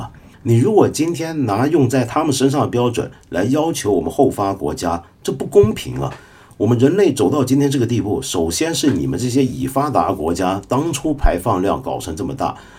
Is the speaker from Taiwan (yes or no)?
no; China; 而不是轮到说我们中国？我们中国人现在吃得上这么多肉，也是最近三四十年的事而已。